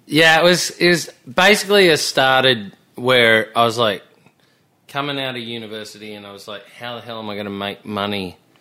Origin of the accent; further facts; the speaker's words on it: Melbourne, Victoria, Australia; moved away as an adult; also born or lived in Byron Bay / Sydney; I was born in Melbourne